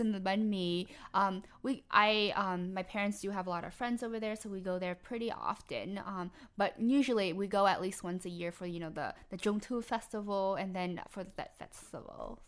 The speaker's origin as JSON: {"language": "English", "town": "Harvey", "region": "Louisiana", "country": "United States", "said": "I'm from the West Bank um, in the more the Harvey area."}